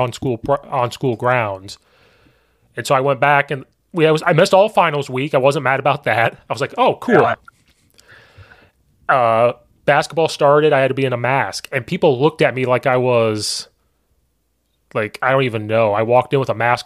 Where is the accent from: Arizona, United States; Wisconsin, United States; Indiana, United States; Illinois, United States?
Illinois, United States; Central; I'm from Central Illinois, which is way different than suburbs